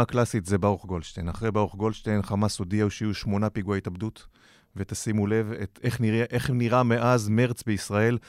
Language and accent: Hebrew; Hod HaSharon, Central District, Israel; גם אני מהוד השרון